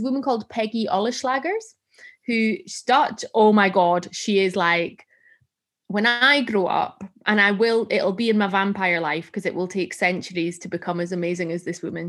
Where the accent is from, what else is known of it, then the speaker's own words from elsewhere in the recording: Gretna, Scotland, United Kingdom; I'm from Gretna